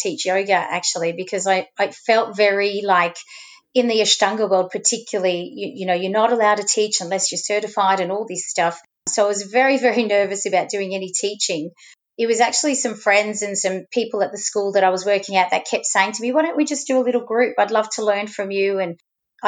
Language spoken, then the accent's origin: English; Sydney, New South Wales, Australia; first language Arabic; English is a second language; moved away as an adult; also born or lived in Western Australia / Canada / Lebanon (ancestry); now in Melbourne, Australia; I'm originally from Sydney